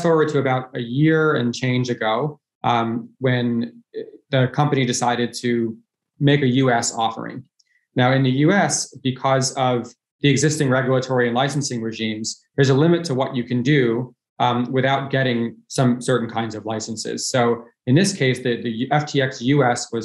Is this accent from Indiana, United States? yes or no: no; Dix Hills, New York, United States; also born or lived in Harvard (Massachusetts); I was born in New York City. I grew up in Long Island, New York